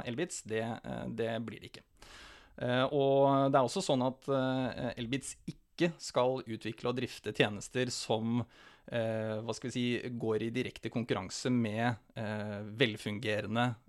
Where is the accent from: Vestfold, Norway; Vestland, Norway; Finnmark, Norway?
Finnmark, Norway; Vadsø; Ja, født og oppvokst i Finnmark. Bodd i Vadsø i 13 år.